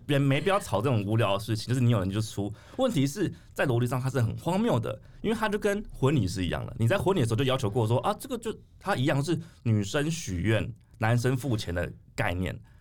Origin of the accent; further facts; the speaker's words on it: Taiwan; 我们台湾人